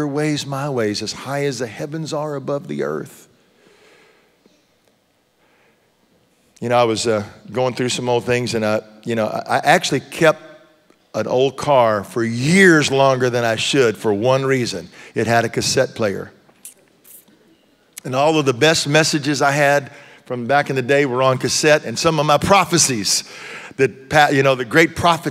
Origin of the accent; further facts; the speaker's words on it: Texas, United States; now in Tennessee, United States; I grew up in Texas